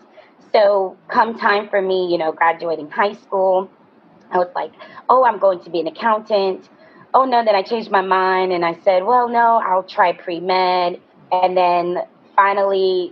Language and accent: English; New York, United States; growing up in New York, my grandmother was a nurse